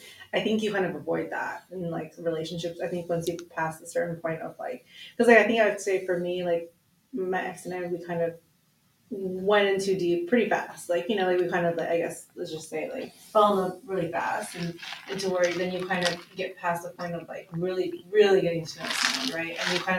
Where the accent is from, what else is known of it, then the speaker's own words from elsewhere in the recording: Philippines; And for me, like, being a Filipino woman, we're very, like, much high level nurturers, you know